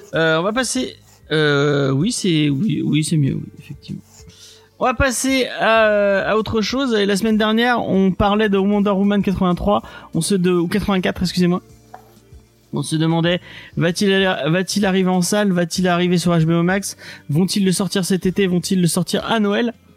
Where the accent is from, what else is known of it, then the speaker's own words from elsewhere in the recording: Aix-les-Bains, Auvergne-Rhône-Alpes, France; ma ville de naissance, enfin, de ma, la ville où j'ai grandi, à, à Aix-les-Bains